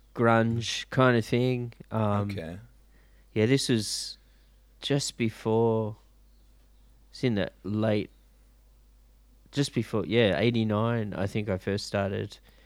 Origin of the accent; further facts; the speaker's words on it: Sydney, New South Wales, Australia; Yeah, I grew up in Sydney, in the western suburbs.